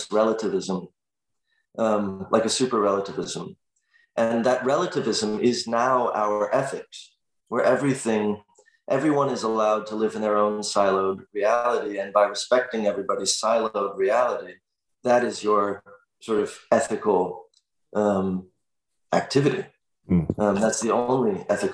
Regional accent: Los Angeles, California, United States; I grew up in Los Angeles in the Valley, where there was no community.

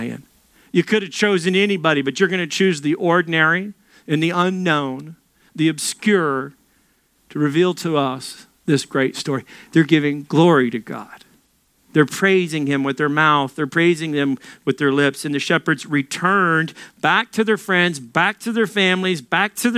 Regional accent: Little Rock, Arkansas, United States; moved away; I'm from Little Rock. That's the size of my entire city back in Little Rock.

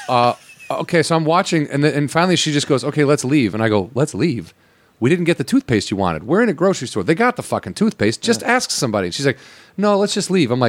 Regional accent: Southwest suburbs of Chicago, Illinois, United States; I'm not from Chicago. I'm from the Southwest suburbs

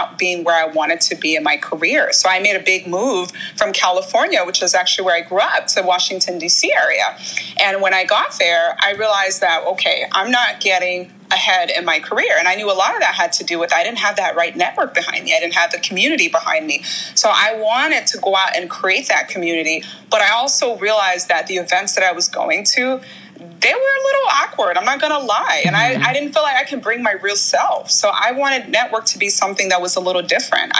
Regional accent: Nigeria; moved away; I'm originally from Nigeria

